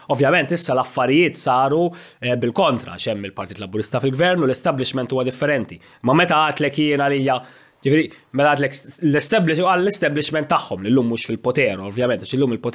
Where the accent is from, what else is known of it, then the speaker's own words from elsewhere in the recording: Malta; ovvjament bħala Malti jiena kuntent ħafna li għaw Maltin bħal Mezzola li għedin f'pożizzjoni toljin għax jagħmel ġieħ il-Maltin kollha.